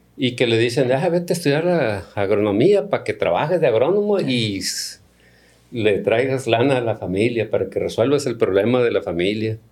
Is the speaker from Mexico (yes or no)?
yes; Culiacán, Sinaloa, Mexico; soy originario de Culiacán, viví eh, mi infancia temprana en el Ejido de las Flores